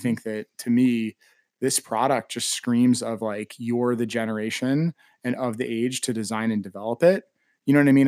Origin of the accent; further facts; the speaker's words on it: East Coast, United States; moved away as an adult; now in Austin, United States; I was born and raised on the East Coast, but have lived in Austin now for nine years